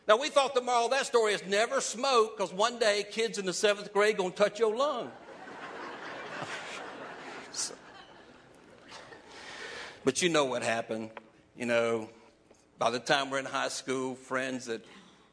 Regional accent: the Carolinas, United States; moved away as an adult; also born or lived in Sanford, North Carolina / Charleston, South Carolina; I grew up in the Carolinas, North and South Carolina

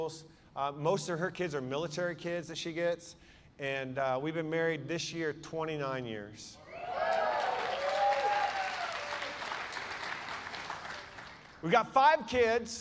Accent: Seattle, Washington, United States; I'm from Seattle. I was a youth pastor back in the day

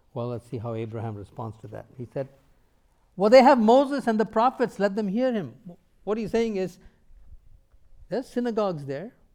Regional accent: India; moved away; also born or lived in North America; Before coming to North America, I grew up in India

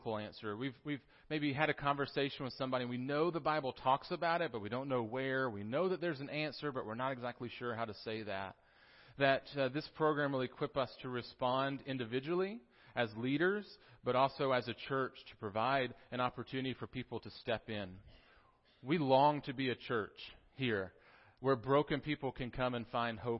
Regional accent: Tennessee, United States; accent: Southern; also born or lived in South Carolina; I was born in South Carolina, although most of my upbringing was in Tennessee. So I'm a Southern boy

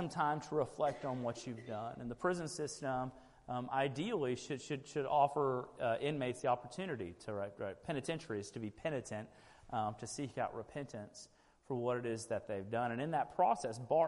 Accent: Sugar Land, Texas, United States; I grew up in Sugar Land, Texas

